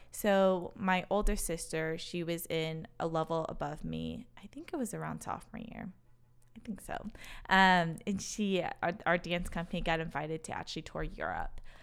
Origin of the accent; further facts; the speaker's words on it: Racine, Wisconsin, United States; accent: Wisconsin; also born or lived in Chicago; I grew up in a city called Racine, so right in between Milwaukee and Chicago